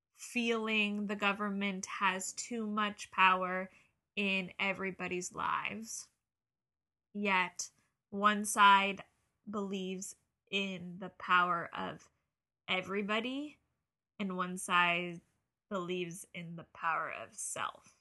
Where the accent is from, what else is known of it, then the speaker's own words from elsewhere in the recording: New Jersey, United States; growing up in New Jersey